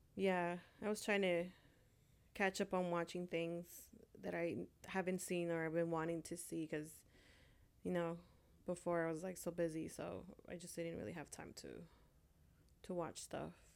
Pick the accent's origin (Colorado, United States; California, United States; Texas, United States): California, United States; also born or lived in Honduras; I was born in Honduras, and I was raised here in California